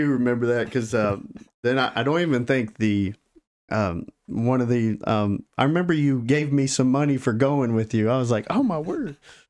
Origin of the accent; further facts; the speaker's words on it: Michigan, United States; A little background, though, because we are both from Michigan.